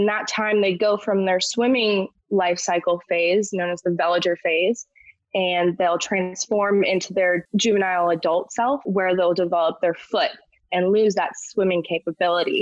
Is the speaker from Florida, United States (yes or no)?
yes; Ormond Beach, Florida, United States; also born or lived in Gainesville, Florida; I'm a Florida native. I was born in Gainesville, Florida, but I grew up in Ormond Beach, which is near Daytona